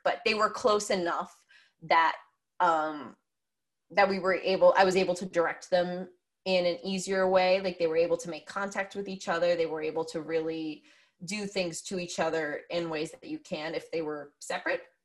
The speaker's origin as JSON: {"language": "English", "region": "Pennsylvania", "country": "United States", "tie": "born or raised there", "also_born_or_lived": "New York area", "moved": "yes", "lives_now": "New York, United States", "said": "I grew up in Pennsylvania. I live in New York area now"}